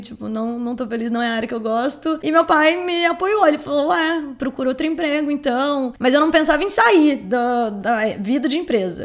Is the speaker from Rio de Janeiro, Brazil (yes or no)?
no; Caçapava, São Paulo, Brazil; A gente é de Caçapava